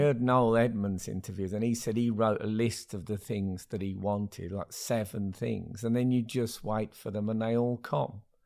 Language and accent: English; Smethwick, West Midlands, United Kingdom; when I grew up in Smethwick in the seventies